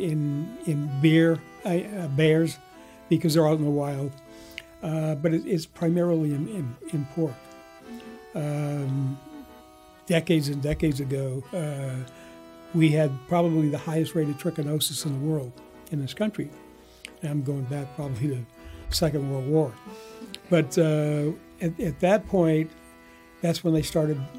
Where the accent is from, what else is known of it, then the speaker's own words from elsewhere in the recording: East Coast, United States; now in Bay Area, United States; I'm from the East Coast originally.